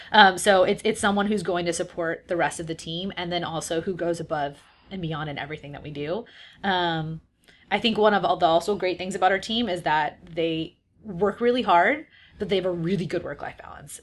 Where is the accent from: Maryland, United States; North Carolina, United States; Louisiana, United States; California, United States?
California, United States; San Diego; moved away as an adult; also born or lived in San Francisco; I'm from San Diego